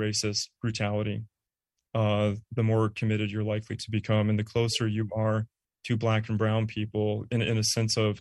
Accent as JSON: {"language": "English", "area": "Bay Area", "region": "California", "country": "United States", "also_born_or_lived": "Arizona", "moved": "yes", "said": "I'm from the Bay Area"}